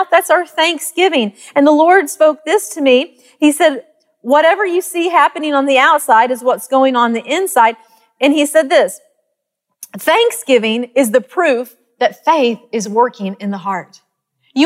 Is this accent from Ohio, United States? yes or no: no; Arkansas, United States; accent: country; moved away as an adult; also born or lived in Texas; I grew up in Arkansas, and we lived by this peach orchard